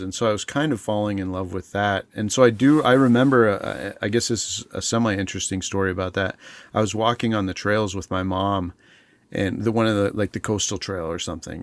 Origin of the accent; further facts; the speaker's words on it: Alaska, United States; also born or lived in Montana / Bethel, Alaska / Anchorage, Alaska; moved to Alaska as, uh, like, the first time we moved to Alaska, I was in second grade